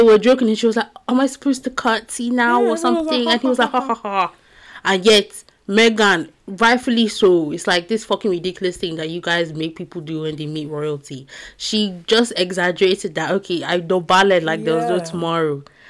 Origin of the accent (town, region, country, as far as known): United Kingdom